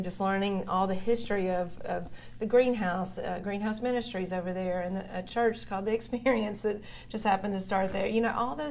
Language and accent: English; Dickson, Tennessee, United States; moved away as an adult; also born or lived in Nashville; now in Rutherford County, United States; I grew up in Dixon. We had a true Main Street.